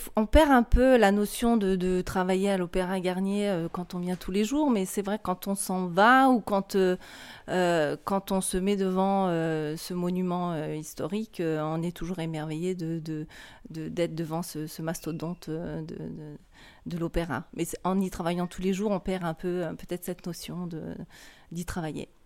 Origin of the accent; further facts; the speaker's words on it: Lorraine, Grand Est, France; moved away; also born or lived in Strasbourg; je viens de la Lorraine